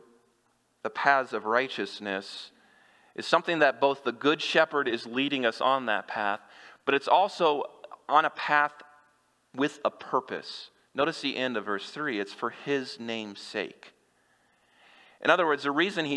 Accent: Kansas, United States; moved away; I grew up in Kansas

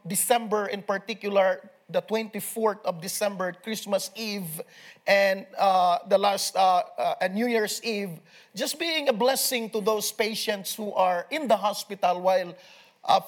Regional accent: Philippines; I am coming from the Philippines

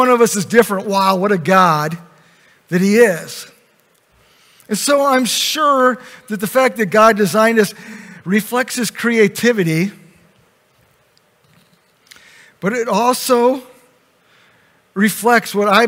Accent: Grand Rapids, Michigan, United States; Kent County, Michigan, I was born in Grand Rapids

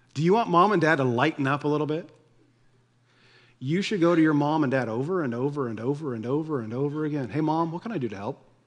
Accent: United States

